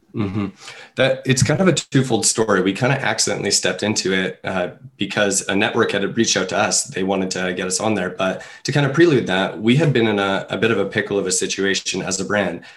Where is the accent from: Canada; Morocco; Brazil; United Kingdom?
Canada; I'm a Canadian